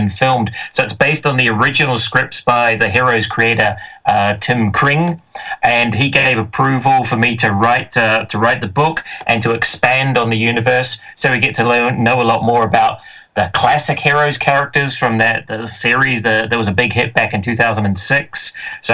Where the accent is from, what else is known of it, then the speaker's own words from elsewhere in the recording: New Zealand; moved away as an adult; now in Scotland, United Kingdom; I'm from New Zealand originally, although I live in Scotland.